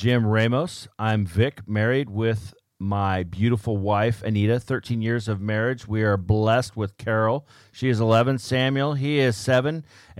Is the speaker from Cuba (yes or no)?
no; Pakistan; but originally I'm from Pakistan.